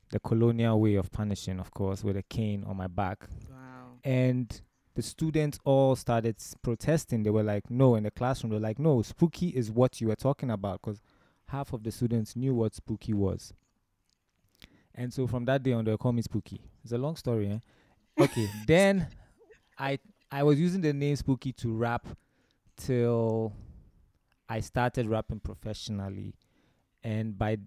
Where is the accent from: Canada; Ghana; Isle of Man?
Ghana; also born or lived in Romania; I was born in Romania, but I grew up in Ghana most of my life